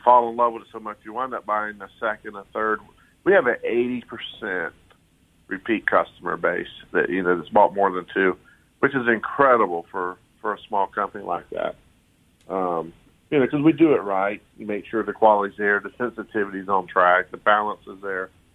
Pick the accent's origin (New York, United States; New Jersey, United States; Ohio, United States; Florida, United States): Florida, United States; Polk County; I grew up here in Polk County with my grandparents crappie fishing and bass fishing and pan fishing